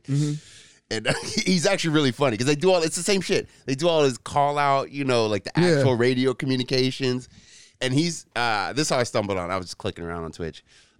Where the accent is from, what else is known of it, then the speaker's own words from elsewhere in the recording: San Francisco, California, United States; I grew up in San Francisco in the 80s and 90s